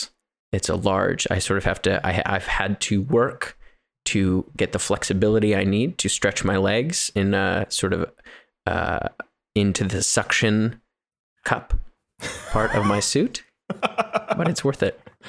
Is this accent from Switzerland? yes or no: no; Canada; my parents are from New Zealand, but I am a Canadian and I'm proud of it.